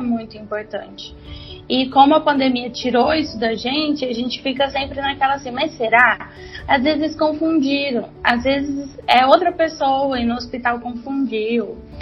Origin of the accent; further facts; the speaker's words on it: Goiânia, Goiás, Brazil; eu sou de Goiânia